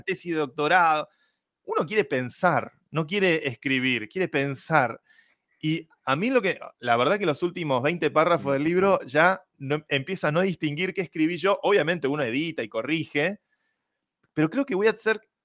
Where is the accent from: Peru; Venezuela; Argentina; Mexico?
Argentina; siendo yo argentino y fanático del fútbol